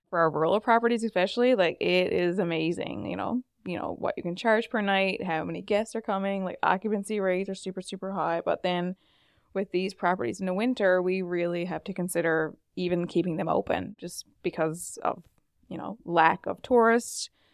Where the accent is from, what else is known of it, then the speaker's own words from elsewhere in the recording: Fogo Island, Newfoundland and Labrador, Canada; I'm actually at one of our Airbnbs in my hometown, Fogle, Fogle Island